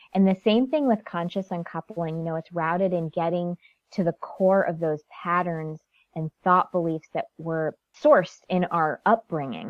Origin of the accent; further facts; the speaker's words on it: Connecticut, United States; born and raised in Connecticut, very small town.